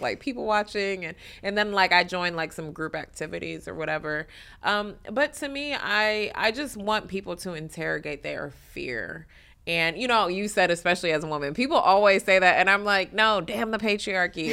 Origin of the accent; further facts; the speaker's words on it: Detroit, Michigan, United States; moved away as an adult; also born or lived in New York; I'm born and raised in Detroit